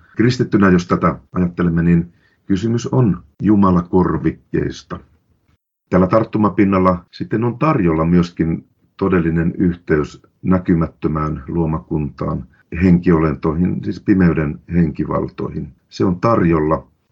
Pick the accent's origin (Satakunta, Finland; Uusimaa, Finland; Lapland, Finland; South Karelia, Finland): Lapland, Finland; Minä olen lähtöisin ja syntyjäni Lapista.